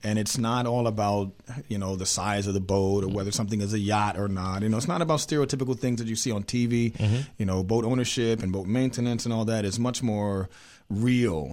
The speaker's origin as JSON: {"language": "English", "town": "Harrisburg", "region": "Pennsylvania", "country": "United States", "moved": "as an adult", "lives_now": "Maryland, United States", "said": "I'm originally from Harrisburg, Pennsylvania"}